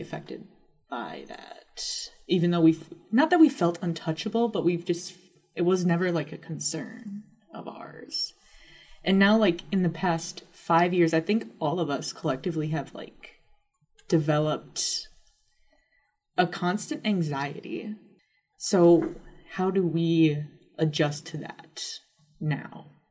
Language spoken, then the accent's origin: English; Upper Peninsula of Michigan, United States; I grew up in the Upper Peninsula